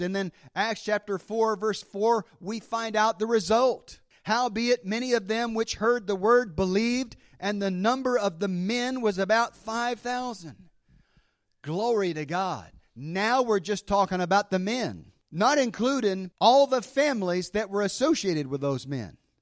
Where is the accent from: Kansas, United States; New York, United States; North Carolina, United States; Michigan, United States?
North Carolina, United States; Mount Airy; It met in the basement of Grace Moravian Church in Mount Airy, North Carolina.